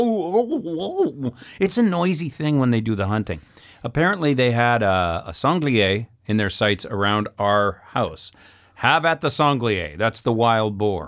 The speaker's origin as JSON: {"language": "English", "town": "Saskatoon", "region": "Saskatchewan", "country": "Canada", "also_born_or_lived": "Alberta / British Columbia / Manitoba / Ontario", "moved": "as an adult", "said": "I'm from Saskatoon."}